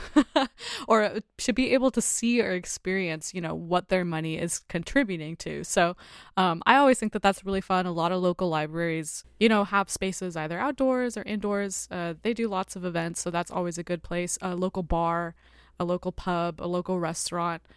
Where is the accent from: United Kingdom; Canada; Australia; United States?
United States